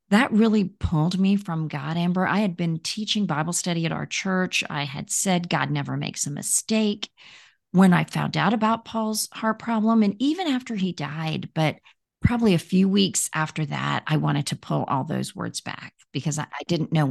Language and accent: English; India; born there; Yeah, so I was born in India. And when I was a few months old, I contracted polio.